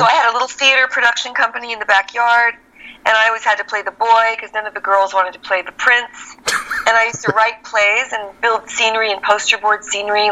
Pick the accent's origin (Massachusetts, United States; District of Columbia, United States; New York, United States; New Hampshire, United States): New York, United States; Scarsdale; moved away; also born or lived in El Paso, Texas / Holland / Colorado; I grew up in Scarsdale